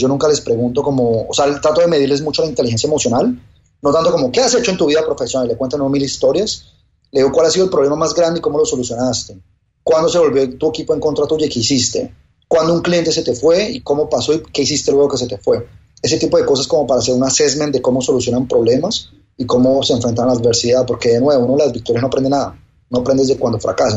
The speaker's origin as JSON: {"language": "Spanish", "country": "Colombia", "moved": "yes", "lives_now": "Miami, United States", "said": "Yo soy colombiano en Miami"}